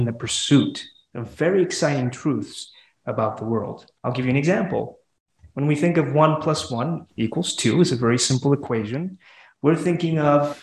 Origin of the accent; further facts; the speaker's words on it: Honduras; now in Fort Worth, United States; I'm from Honduras.